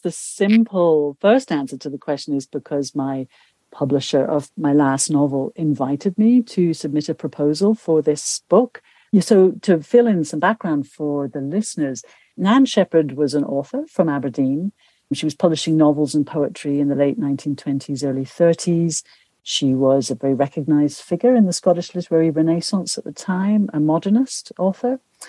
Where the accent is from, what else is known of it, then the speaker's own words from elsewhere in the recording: South Asia, Nepal; also born or lived in India / Pakistan; But I grew up in South Asia, in Nepal and India and Pakistan.